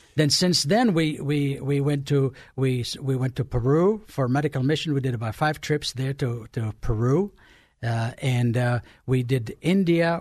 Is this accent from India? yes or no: no; Egypt; born or raised there; moved away